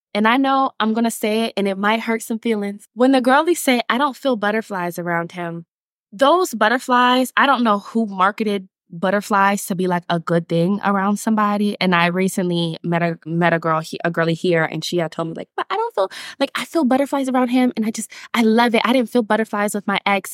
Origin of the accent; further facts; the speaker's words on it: Atlanta, Georgia, United States; I'm from Atlanta, Georgia, North Side